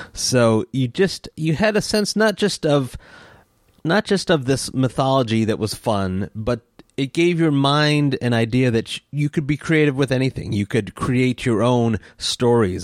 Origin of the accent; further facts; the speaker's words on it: East Lansing, Michigan, United States; the neighborhood that I grew up in East Lansing